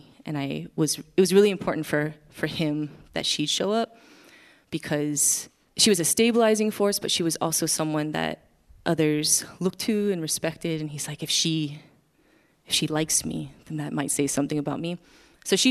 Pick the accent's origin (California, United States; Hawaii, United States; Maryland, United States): Hawaii, United States; Wailuku; moved away; I am from Wailuku, Maui.